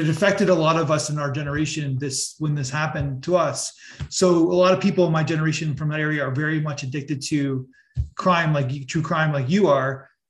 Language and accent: English; Niagara Falls, Ontario, Canada; I'm from Niagara Falls region, and you know Paul Bernardo. So I was the same age or a year younger than the victims of Paul Bernardo, of Leslie Mahaffey and Kristen French in Niagara region.